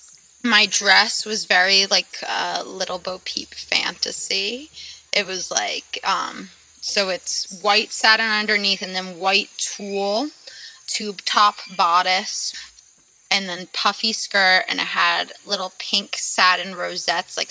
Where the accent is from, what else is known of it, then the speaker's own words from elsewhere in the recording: Sea Cliff, New York, United States; I'm from Seacliff, New York, which is on Long Island, Nassau County, North Shore, to be specific.